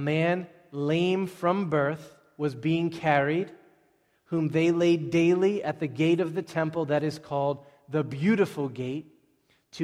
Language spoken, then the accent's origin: English; Boston, Massachusetts, United States; we are American Bostonians.